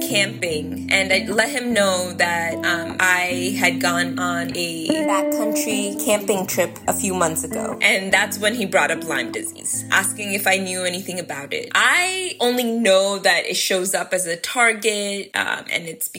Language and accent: English; India; moved away; I grew up in India, which is closer to the equator